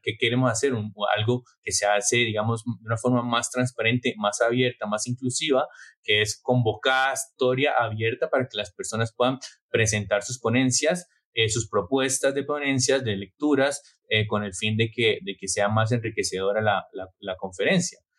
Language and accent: Spanish; Bucaramanga, Santander, Colombia; moved away as an adult; also born or lived in Basque Country, Spain; now in Barcelona, Spain; Yo provengo de una familia de clase media de Bucaramanga y emigré primero al País Vasco y después a Cataluña para estudiar y buscar nuevas oportunidades.